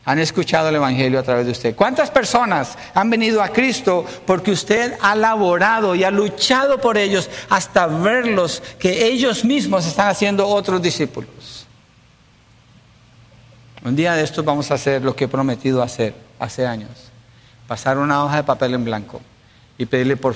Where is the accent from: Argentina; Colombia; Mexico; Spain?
Mexico; Soy mexicano, entonces le voy a predicar a los mexicanos.